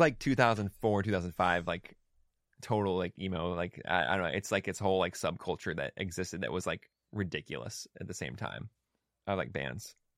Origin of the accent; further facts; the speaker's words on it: Pacific Northwest, United States; also born or lived in Olympia, Washington / Sweet Home, Oregon; I grew up in the Pacific Northwest. Um, so I'm, like, I, I hail from Olympia, Washington, and also a small town, uh, outside of, uh, Eugene, Oregon, called Sweet Home.